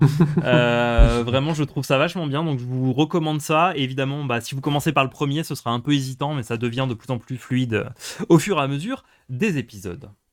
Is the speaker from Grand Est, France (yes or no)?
yes; Moselle, Grand Est, France; j'ai grandi en Moselle